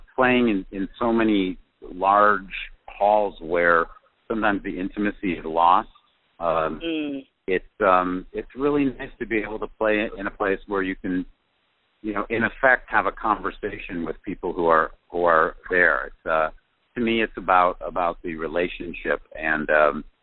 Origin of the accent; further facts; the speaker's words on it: Cleveland, Ohio, United States; moved away; also born or lived in California; I am from Cleveland, Ohio.